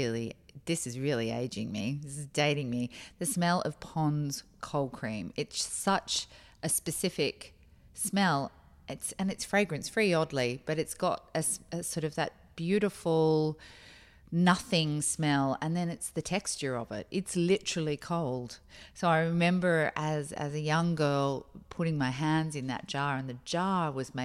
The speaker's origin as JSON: {"language": "English", "country": "Australia", "tie": "born or raised there", "also_born_or_lived": "Boston, United States", "said": "I grew up in America, in Boston, for my early years. And so I can spy your car. And then I moved back here, you know, as a young teenager. And so I guess I had a classic Australian 80s life"}